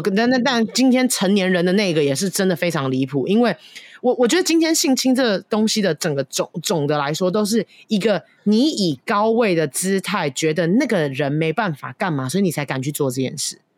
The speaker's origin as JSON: {"language": "Chinese", "country": "Taiwan", "moved": "yes", "said": "我去年不是有那个返乡就回台湾吗"}